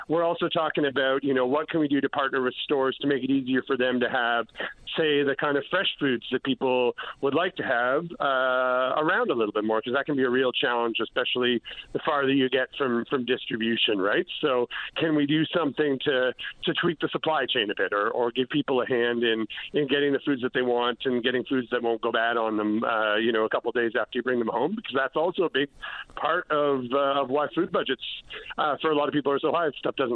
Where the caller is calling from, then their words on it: St. Anthony, Newfoundland and Labrador, Canada; I can start with, I'm calling you from Santhony today. So we are up, myself and a few of our team are up here on the Northern Peninsula this week.